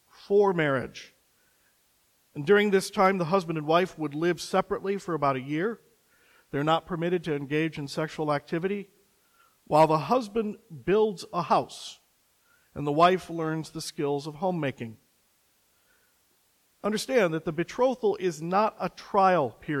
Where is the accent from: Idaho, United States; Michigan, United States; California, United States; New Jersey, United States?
Michigan, United States; Coloma; moved away; Coloma, Michigan, my hometown